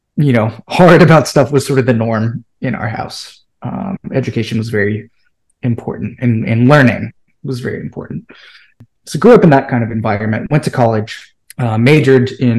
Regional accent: near Des Moines, Iowa, United States; I'm originally from central Iowa. So I grew up near Des Moines, Iowa

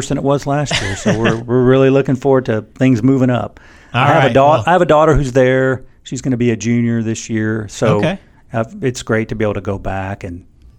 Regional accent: Houston, Texas, United States; also born or lived in Hawaii / Japan; I was born in Hawaii and also got to live in Japan. My dad was in the Navy, and so we moved around a lot when I was young. We finally, though, settled in the Houston area.

